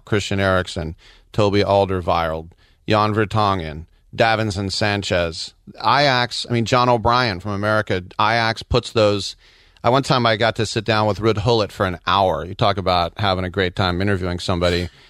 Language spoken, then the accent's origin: English; California, United States; we're the exact same age, we're both from California